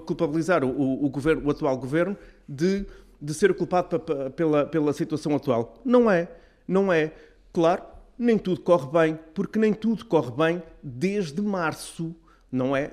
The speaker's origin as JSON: {"language": "Portuguese", "region": "Azores", "country": "Portugal", "said": "nós, como açorianos e autonomistas"}